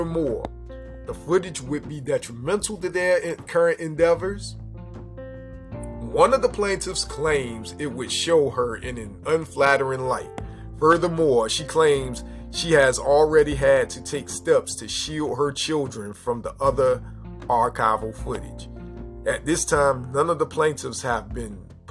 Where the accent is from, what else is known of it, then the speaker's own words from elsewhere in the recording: Seven Cities, Virginia, United States; I'm from the Seven Cities in Virginia. Norfolk, Virginia Beach, Newport News, Portsmouth, all